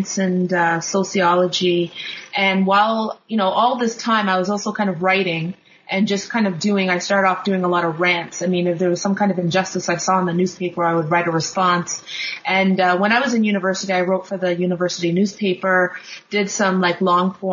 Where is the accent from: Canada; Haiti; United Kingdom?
Canada; Kingston, Ontario; now in Toronto, Canada; I grew up in Kingston, Ontario